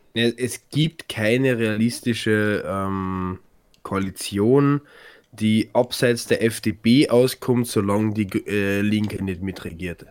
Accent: Carinthia, Austria; bei uns in Kärnten

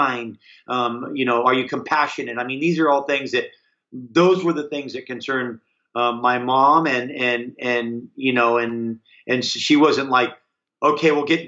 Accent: Hawaii, United States; I grew up in Hawaii

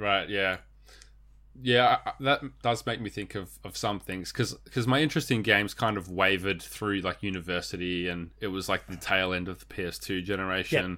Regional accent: Australia; we're Australian.

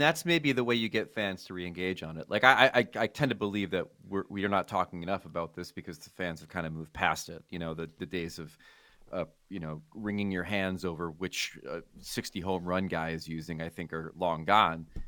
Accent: United States; as an American

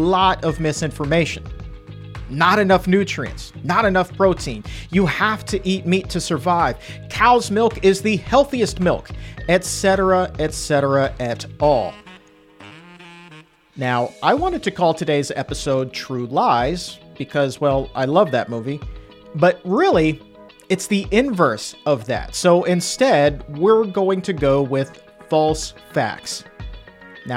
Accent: Norfolk, Virginia, United States; my hometown of Norfolk, Virginia

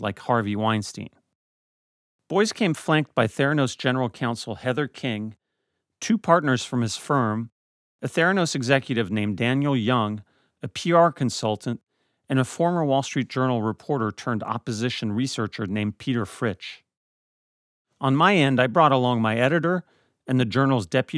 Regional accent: Paris, Île-de-France, France; moved away; I am French. I grew up in Paris, raised by a French father

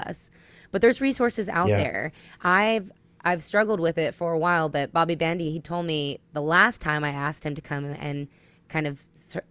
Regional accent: New Jersey, United States; now in Tennessee, United States; I'm from New Jersey originally

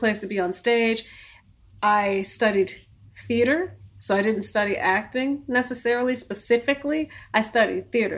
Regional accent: Bloomfield, Connecticut, United States; moved away as an adult; also born or lived in New York; I was coming from Connecticut

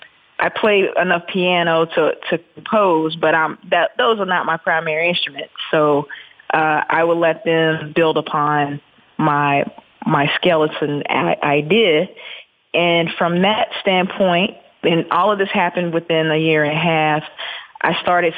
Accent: the South, United States; what my siblings went through and what I experienced growing up in the South

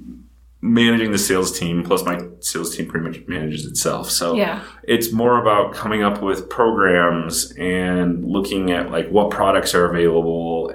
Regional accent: Big Sky Country, Montana, United States; moved away; also born or lived in Columbus, Ohio; Growing up in Big Sky Country, it's totally different.

